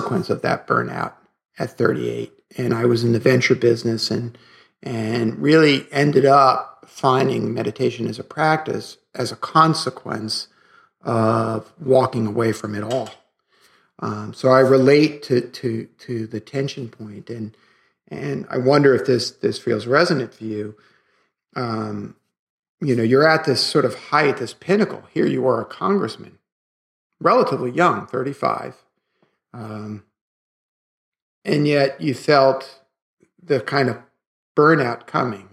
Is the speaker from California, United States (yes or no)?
no; New York City, New York, United States; growing up in Brooklyn